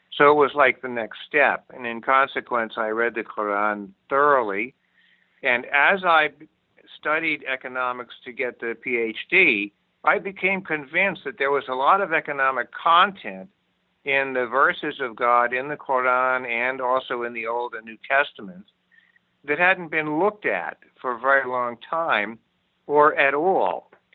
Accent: Amherst, Massachusetts, United States; also born or lived in New York City; I was born in New York City but grew up in Amherst, Massachusetts

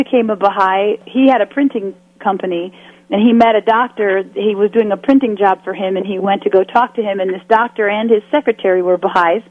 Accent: Winnetka, Illinois, United States; I grew up in Winnetka, Illinois, on the North Shore of Chicago

